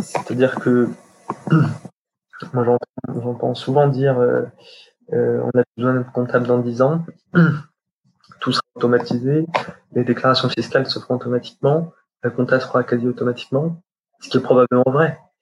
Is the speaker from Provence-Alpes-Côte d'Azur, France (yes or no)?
no; Champagne, Grand Est, France; now in Paris, France; je suis de Champagne